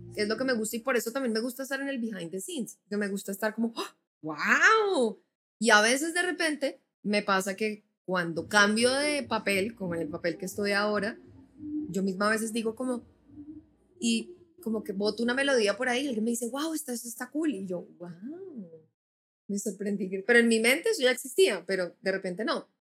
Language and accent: Spanish; Bogotá, Colombia; moved away; also born or lived in Nashville; soy bogotana